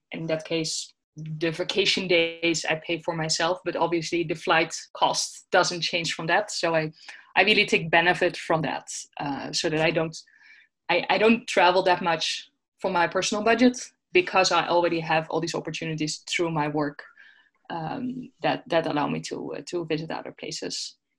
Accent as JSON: {"language": "English", "country": "Netherlands", "moved": "as an adult", "said": "I'm from the Netherlands"}